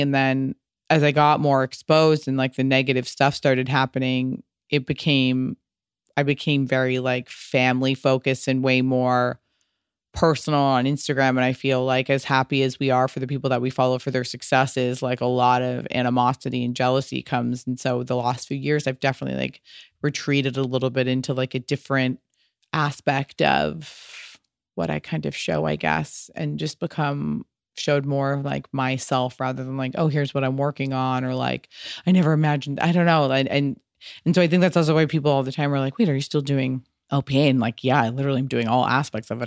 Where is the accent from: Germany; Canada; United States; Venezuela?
United States; also born or lived in Little Italy, New York; very much always inspired by being American Italian, and I lived in Little Italy for a long time